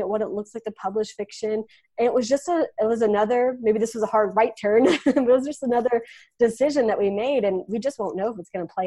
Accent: West Texas, United States; I'm from West Texas, small town West Texas. So if you've ever seen Friday Night Lights, like the TV show, that's my town. dust and cattle and oil rigs and yeah, that's what I remember from my hometown

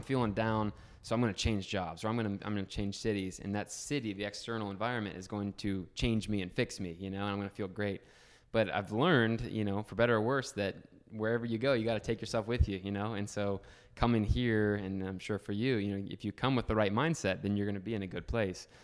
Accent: Northeast Ohio, United States; also born or lived in Columbus, Ohio; I'm a thirty-year-old, uh, kid from Ohio. Grew up in a small little town, Northeast Ohio

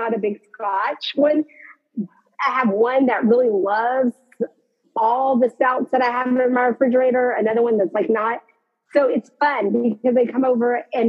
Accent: Texas, United States; born here, die here. I'm that Texan

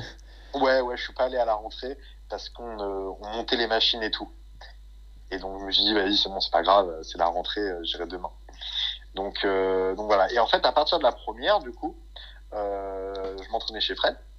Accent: France; on est français

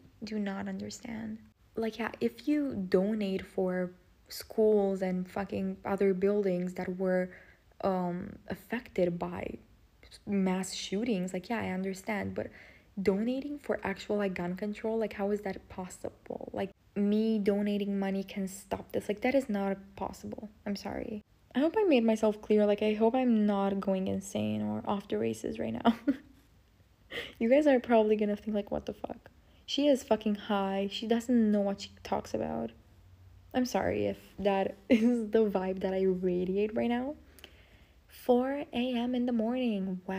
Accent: Romania; English is a second language; I'm Romanian.

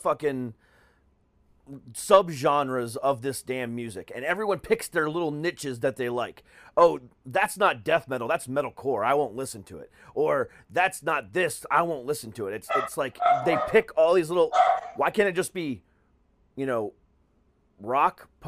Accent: Orlando, Florida, United States; also born or lived in Ohio; I'm actually from the Orlando area originally. Well, I'm from Ohio, but I moved to Orlando when I was 7. So technically Florida's home.

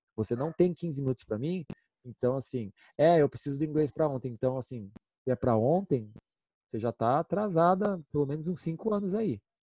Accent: Brazil; eu sou brasileiro

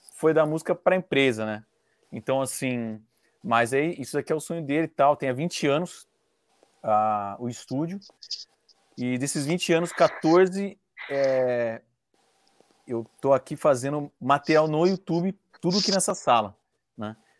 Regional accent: Indaiatuba, São Paulo, Brazil; aqui em Dayatuba, que eu sou interior de São Paulo

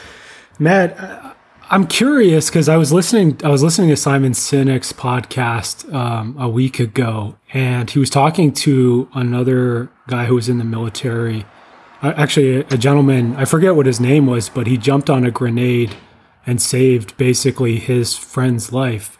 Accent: Ottawa, Ontario, Canada; I grew up in Ottawa, so I, I was a Sens fan

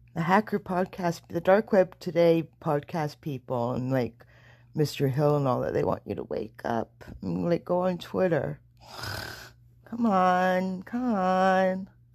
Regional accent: Montevideo, Uruguay; from montevideo

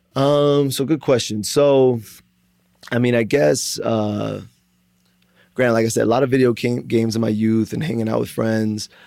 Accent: South Florida, United States; moved away as an adult; also born or lived in Broward County, Florida / Miami, Florida; now in Tempe, United States; I'm originally from South Florida, uh, born in Broward County, ended up moving to Miami when I was, like, eleven, um, and, uh, basically lived in Florida until a year and a half ago when I moved out to Arizona.

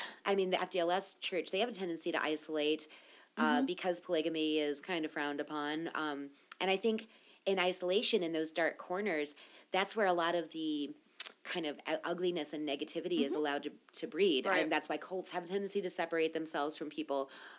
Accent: Minnesota, United States; I'm a Minnesotan.

